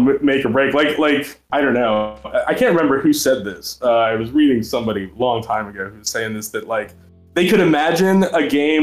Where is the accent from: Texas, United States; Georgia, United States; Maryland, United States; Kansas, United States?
Maryland, United States; I was growing up in Maryland at the time